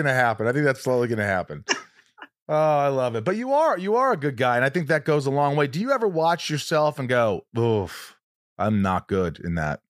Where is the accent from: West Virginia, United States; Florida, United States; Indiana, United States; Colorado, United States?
Indiana, United States; I grew up in Indiana